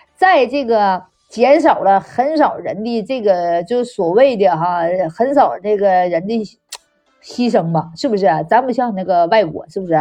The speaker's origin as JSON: {"language": "Chinese", "country": "China", "said": "咱们生在这中国太幸福了"}